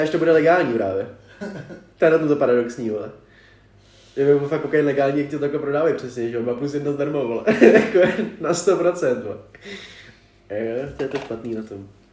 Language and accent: Czech; Prague, Czechia; jsme jim řekli, že jsme z Prahy